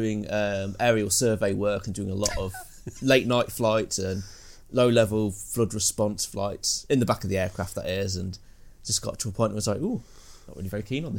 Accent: Leicestershire, East Midlands, United Kingdom; moved away as an adult; also born or lived in Nuneaton; Born and raised in Leicestershire, went to school there, college

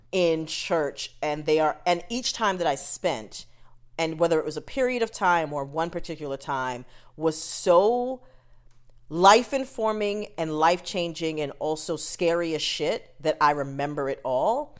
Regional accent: United States; parents are Jamaican, I was born here

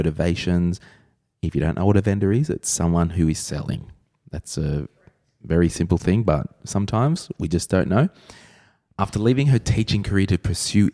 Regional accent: New South Wales, Australia; And I'm from New South Wales

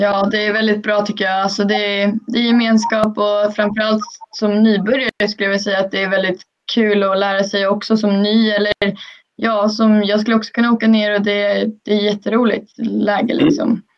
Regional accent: Sweden; hemma i Sverige

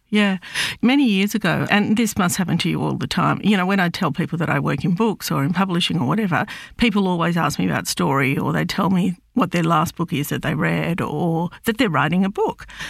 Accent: Australia; I'm Lebanese Australian. Um, I was born in Australia, but my m-, parents came out, I think it was in the fifties.

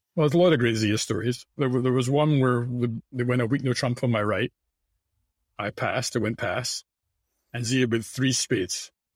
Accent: Scotland, United Kingdom; now in United States; in, in Scotland, I would say the focus, which is what, what I grew up

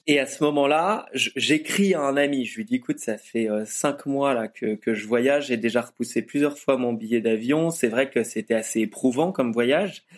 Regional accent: France; je suis français

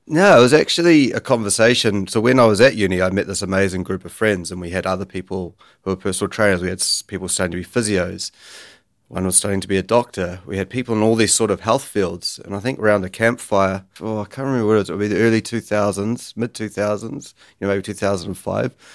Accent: Kerikeri, Northland, New Zealand; I grew up in Bay of Islands, so a pretty low-key town called, called Kirikiri.

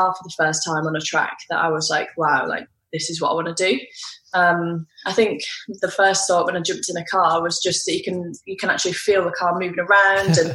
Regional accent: United Kingdom; I'm a British racing driver

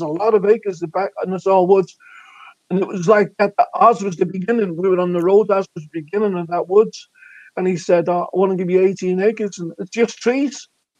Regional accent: Russia; I'm from Russia, and I'm cutting the grass.

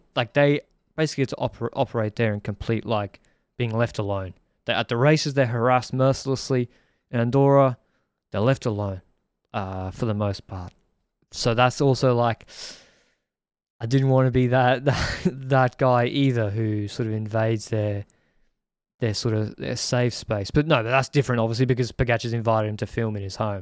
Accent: Brisbane, Queensland, Australia; now in Sydney, Australia; I'm from Brisbane, on the Gold Coast.

